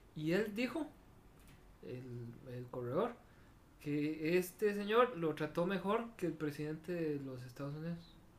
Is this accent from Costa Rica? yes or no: yes; Costa Rica; como somos los ticos